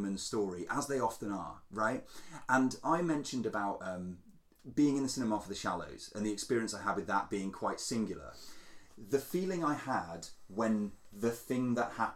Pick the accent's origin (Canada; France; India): France; I was born in France